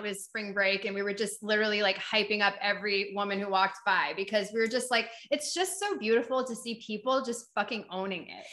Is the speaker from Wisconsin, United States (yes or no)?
no; New Hampshire, United States; accent: Boston; moved away; I'm from New Hampshire, and it's very similar